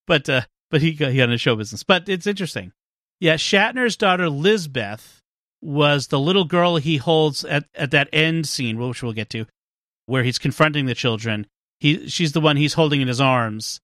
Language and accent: English; Boston, Massachusetts, United States; I'm from Boston